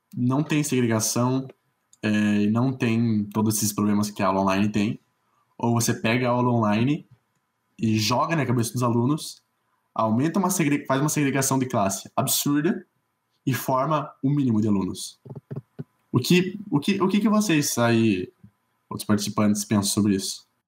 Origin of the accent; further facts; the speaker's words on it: South Region, Brazil; eu sou branco, sou sulista e sou de classe média